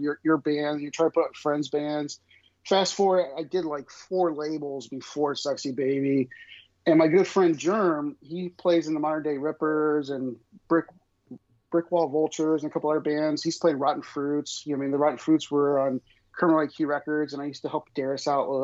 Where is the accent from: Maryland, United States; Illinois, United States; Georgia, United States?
Illinois, United States; Grew up in a small farm town. I grew up in Illinois.